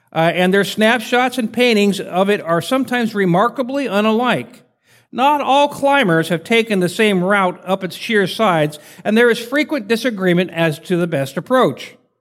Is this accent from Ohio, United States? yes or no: no; Spokane, Washington, United States; moved away as an adult; also born or lived in Portland, Oregon / Fort Hood, Texas; I'm from Spokane, Washington. Some people know where that is. It's way, you go to California, take a right head north, and you'll get there eventually. Uh, I was born and raised there